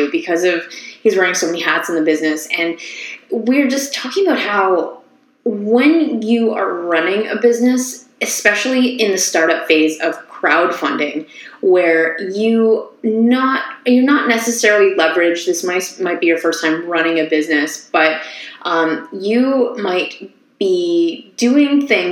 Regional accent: Ottawa, Ontario, Canada; now in Toronto, Canada; I'm actually from Ottawa

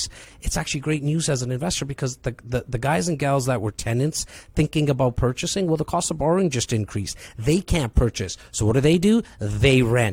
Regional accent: Toronto, Ontario, Canada; I'm a kid from Rexdale. It's a northern part of Toronto

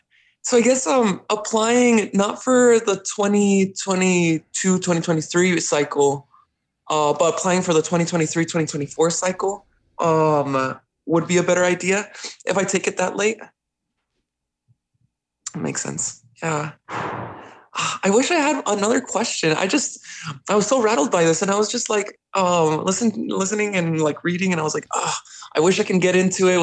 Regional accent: Mexico; now in United States; right now I'm home is in Mexico, but I was born here in the States. So like I'm not an international student.

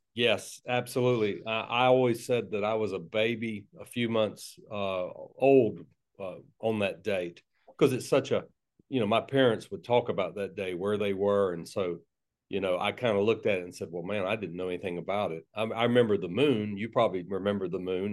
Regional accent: Tallahassee, Florida, United States; accent: South Georgia; I was raised, I was born and raised in, uh, North Florida, Tallahassee.

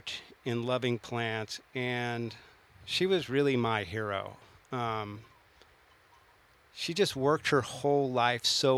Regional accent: Southern Humboldt, California, United States; growing up in Southern Humboldt

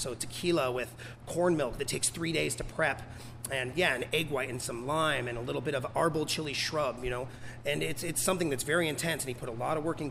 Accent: Portland, Oregon, United States; moved away as an adult; also born or lived in St. Croix, U.S. Virgin Islands; I grew up here in Southeast Portland, and then I lived in St. Croix in the U.S. Virgin Islands.

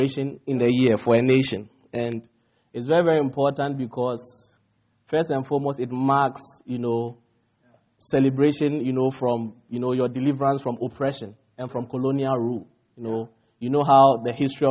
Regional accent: Ghana; now in United States; I come from Ghana, West Africa, and we are like 66 years old

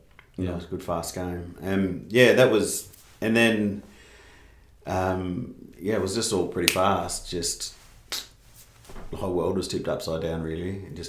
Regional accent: Perth, Western Australia, Australia; also born or lived in Sydney; We grew up in Perth. Moved over to Perth when I was 3. I think I had my 3rd birthday here.

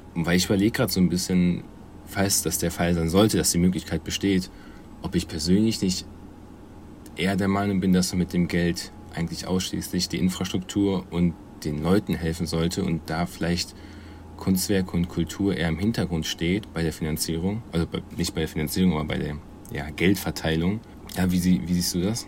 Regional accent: Germany; als Deutscher

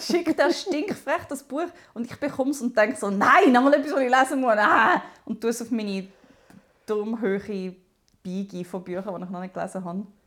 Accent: Zumikon, Zurich, Switzerland; aber ich bin bis 17 noch in Zumike gsi.

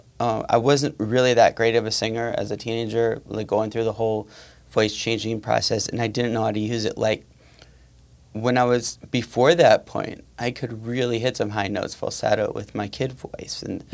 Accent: Waukesha, Wisconsin, United States; also born or lived in West Dallas; I'm from Waukesha

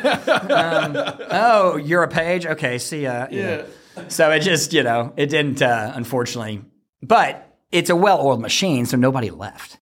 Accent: Fort Worth, Texas, United States; moved away as an adult; I'm from Fort Worth

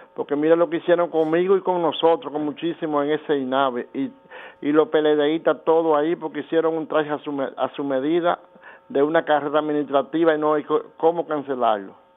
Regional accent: Dominican Republic; yo como dominicano

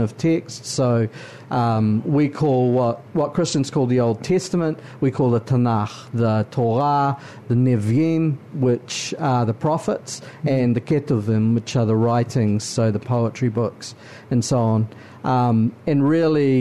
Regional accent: Auckland, New Zealand; I was born in New Zealand, obviously, several generations born in New Zealand. And yes, I was born in West Auckland

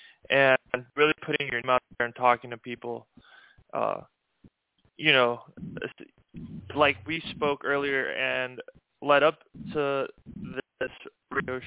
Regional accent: Miami, Florida, United States; moved away as an adult; also born or lived in Hawaii; I was born and raised in Miami, Florida

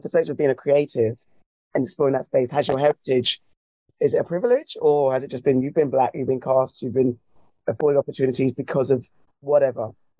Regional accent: Ghana; now in United Kingdom; I could touch, feel and smell being Ghanaian in the UK.

